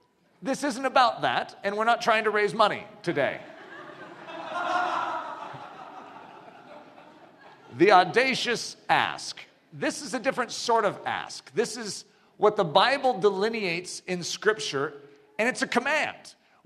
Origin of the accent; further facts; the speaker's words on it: United States; I grew up in America